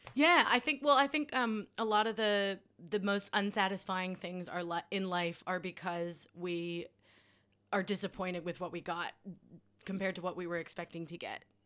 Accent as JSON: {"language": "English", "country": "United States", "tie": "born or raised there", "moved": "yes", "said": "our dear leader of my home country, Mister Trump"}